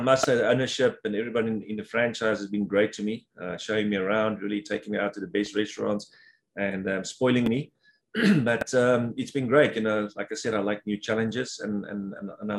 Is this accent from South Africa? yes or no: yes; South Africa; moved away as an adult; now in Houston, United States